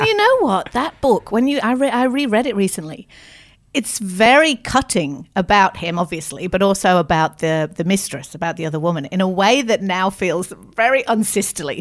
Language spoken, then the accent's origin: English; Manchester, North West England, United Kingdom; now in Australia; I'm originally from England, grew up in Manchester.